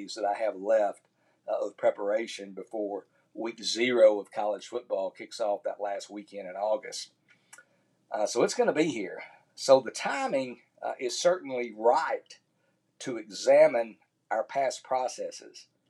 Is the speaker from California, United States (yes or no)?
no; Tyler, Texas, United States; my hometown of Tyler, Texas